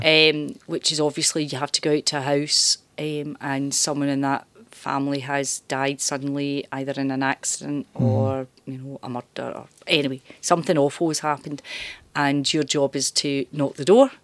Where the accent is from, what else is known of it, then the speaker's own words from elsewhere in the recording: Glasgow, Scotland, United Kingdom; moved away as an adult; also born or lived in Dumbarton / Ayrshire; I'm from East End of Glasgow. Mm-hmm. So I'm from uh, Parkhead